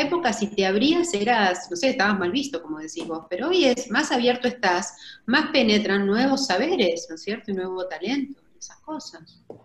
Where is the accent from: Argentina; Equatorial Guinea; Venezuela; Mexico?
Argentina